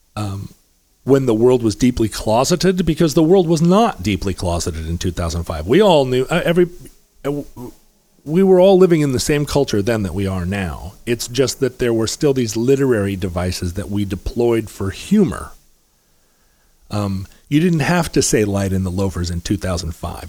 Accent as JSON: {"language": "English", "town": "Anchorage", "region": "Alaska", "country": "United States", "tie": "born or raised there", "also_born_or_lived": "Seattle, Washington", "said": "I was born in Seattle, but I grew up in Anchorage"}